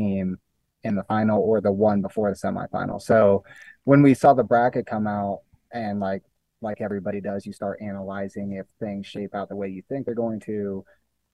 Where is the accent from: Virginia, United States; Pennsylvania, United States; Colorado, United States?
Colorado, United States; I'm born and raised in Colorado